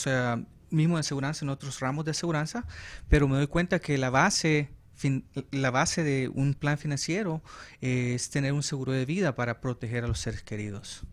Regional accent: El Salvador; accent: Central American; also born or lived in Los Angeles, California; now in Arizona, United States; yo soy salvadoreño, nací

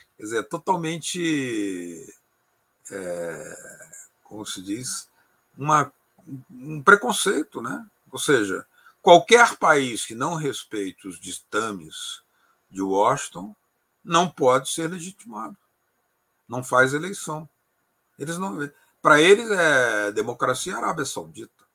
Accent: Brazil; do Brasil

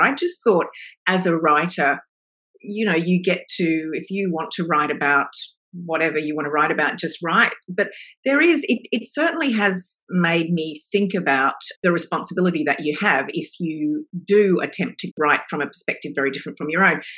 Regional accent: Australia; now in Melbourne, Australia; I am Australian

